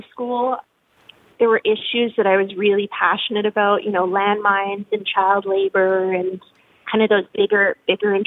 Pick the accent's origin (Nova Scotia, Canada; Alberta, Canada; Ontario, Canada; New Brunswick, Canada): Ontario, Canada; Ottawa; moved away as an adult; also born or lived in Quebec; now in Regina, Canada; I grew up in and around Ottawa, Canada's capital